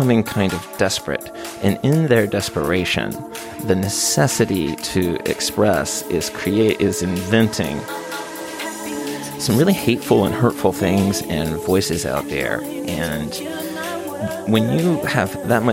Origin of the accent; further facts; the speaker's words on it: the South, United States; I come from the South, and I come from a pretty small town in the South